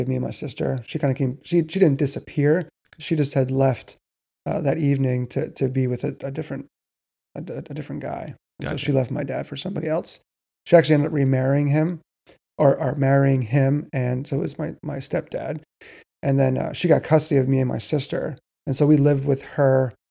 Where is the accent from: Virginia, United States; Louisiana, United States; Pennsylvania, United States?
Pennsylvania, United States; Reading; now in Lancaster, United States; I grew up in Reading, Pennsylvania.